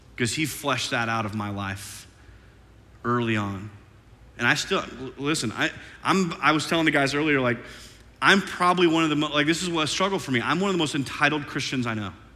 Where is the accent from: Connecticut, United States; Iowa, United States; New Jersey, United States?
Iowa, United States; moved away as an adult; also born or lived in St. Louis, Missouri; now in Oklahoma City, United States; I'm from Iowa, and this is like the deep south to this Iowan